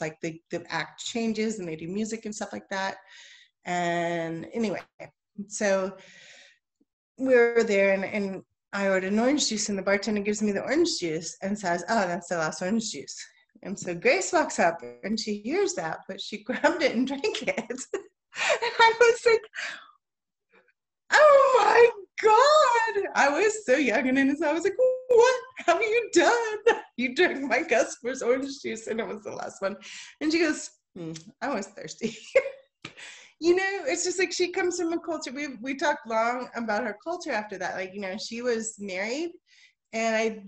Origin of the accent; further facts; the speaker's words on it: Texas, United States; I'm from Texas, I'm from the United States.